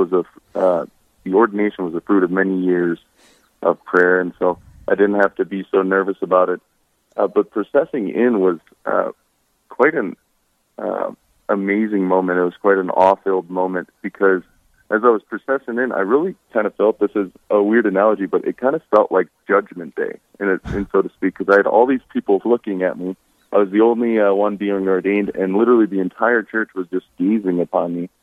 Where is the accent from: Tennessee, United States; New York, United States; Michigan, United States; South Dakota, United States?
South Dakota, United States; Hartford; I grew up near Hartford, South Dakota